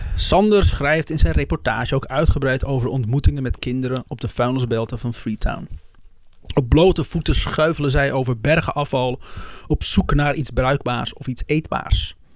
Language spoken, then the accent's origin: Dutch; Netherlands; als Nederlanders